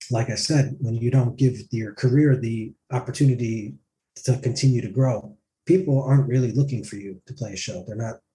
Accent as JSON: {"language": "English", "town": "Tromsø", "region": "Troms", "country": "Norway", "said": "I'm from uh, Tromsø."}